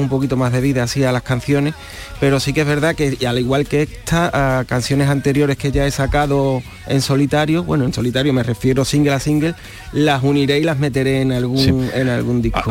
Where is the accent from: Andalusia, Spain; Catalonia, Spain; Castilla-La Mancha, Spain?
Andalusia, Spain; Trigueros; moved away as an adult; now in Utrera, Spain; Yo soy de triguero